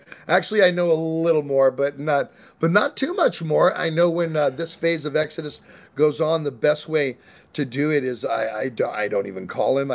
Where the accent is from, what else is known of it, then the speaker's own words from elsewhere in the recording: California, United States; I grew up in California